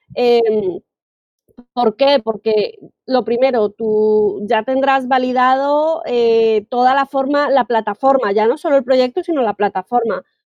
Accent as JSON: {"language": "Spanish", "country": "Colombia", "moved": "yes", "lives_now": "Spain", "said": "yo soy colombiana, vivo en España"}